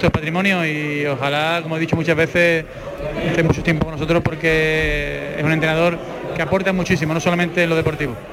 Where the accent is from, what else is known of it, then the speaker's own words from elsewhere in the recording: San Fernando, Andalusia, Spain; also born or lived in Seville; en mi, casa, en mi pueblo, ¿no? en San Fernando Natal